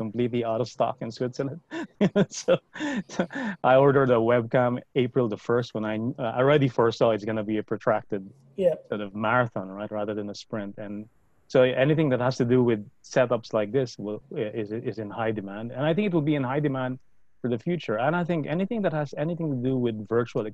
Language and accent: English; Philippines; I grew up in the Philippines